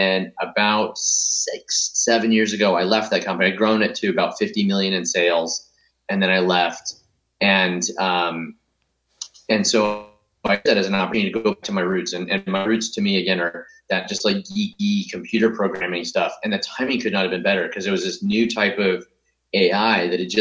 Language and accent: English; Grants Pass, Oregon, United States; moved away; also born or lived in Stanford, California; So I grew up in Southern Oregon, a little town called Grants Pass